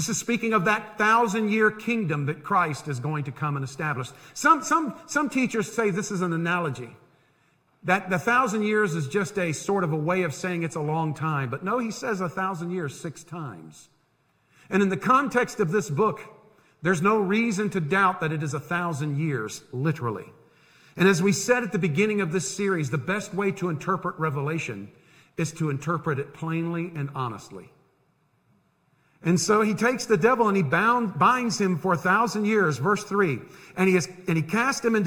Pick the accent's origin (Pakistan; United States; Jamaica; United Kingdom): United States; Tampa, Florida; When I was growing up in Tampa